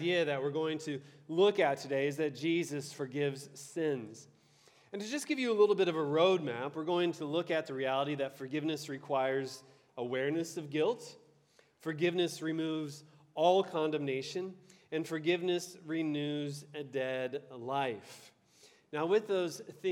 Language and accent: English; Ohio, United States; moved away as an adult; now in Detroit, United States; I was born and raised in Ohio